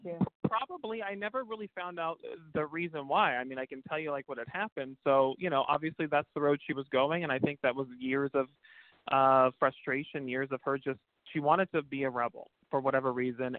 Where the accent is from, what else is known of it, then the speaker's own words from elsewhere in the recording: Pacifica, California, United States; I grew up in a beautiful small town south of San Francisco um, called Pacifica